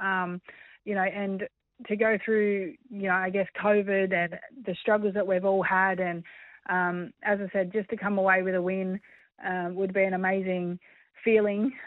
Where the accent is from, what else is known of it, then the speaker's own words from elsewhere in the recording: Australia; being Australian